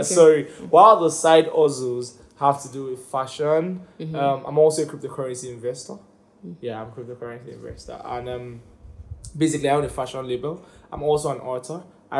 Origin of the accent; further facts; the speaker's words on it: United Kingdom; I'm British, you know. It's support.